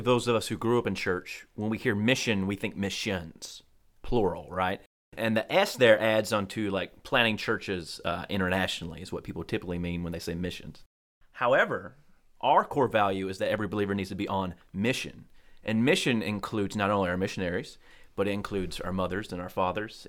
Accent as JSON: {"language": "English", "town": "Colquitt", "region": "Georgia", "country": "United States", "tie": "born or raised there", "said": "growing up in Colquitt, we didn't really have winter"}